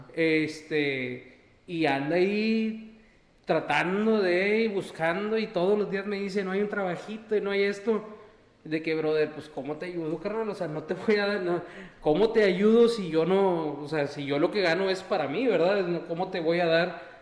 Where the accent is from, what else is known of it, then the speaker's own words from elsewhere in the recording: Valle Hermoso, Tamaulipas, Mexico; moved away as an adult; now in Texas, United States; yo nací acá y me fui con mis papás para allá, para, para Valle y después de eso ya me vine para acá, a la universidad